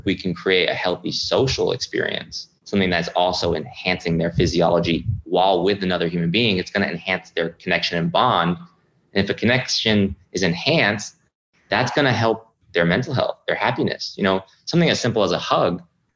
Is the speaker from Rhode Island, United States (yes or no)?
yes; Rhode Island, United States; moved away as an adult; my hometown in Rhode Island